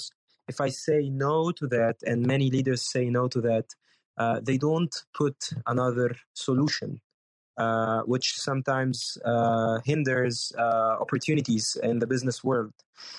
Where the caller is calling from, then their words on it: Cairo, Cairo Governorate, Egypt; English is a second language; I'm speaking from Cairo, Egypt, and I'm a commercial pilot